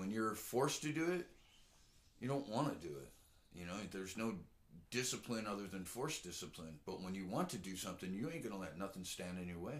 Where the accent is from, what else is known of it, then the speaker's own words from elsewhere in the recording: Oxnard, California, United States; I grew up in Oxnard